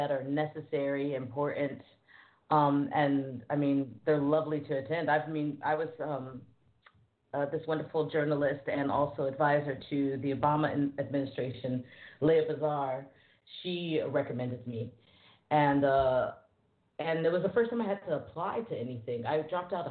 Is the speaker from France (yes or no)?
yes; Paris, Île-de-France, France; I grew up in France. I grew up in Paris, so it's normal. I'm fluent in French